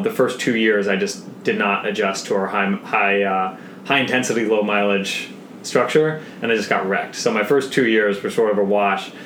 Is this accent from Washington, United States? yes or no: yes; Seattle, Washington, United States; being a Boy Scout growing up in Seattle